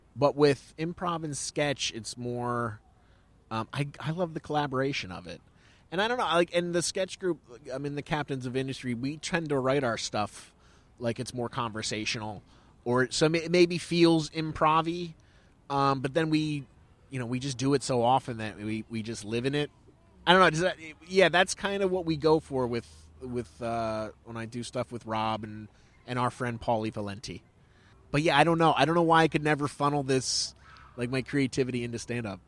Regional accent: Pennsylvania, United States; now in New York, United States; I come from Pennsylvania, and I, I didn't move to New York

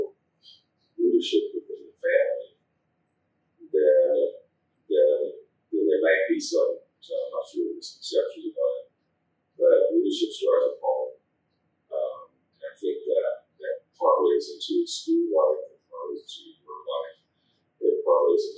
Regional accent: Los Angeles, California, United States; I was born in Los Angeles.

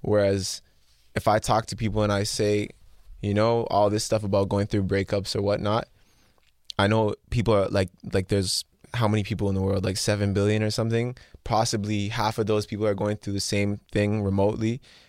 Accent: Mississauga, Ontario, Canada; because that's where I'm from. That's where I live. That's where I was born.

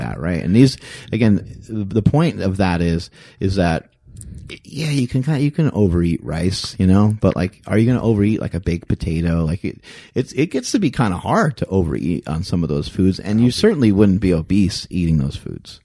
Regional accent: East Coast, United States; moved away; I'm from the East Coast

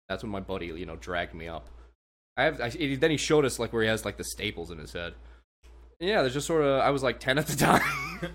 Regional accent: United States; I'm an American

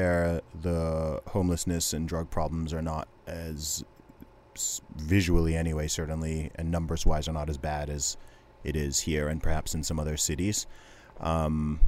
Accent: Saudi Arabia; moved away; I grew up in Saudi Arabia

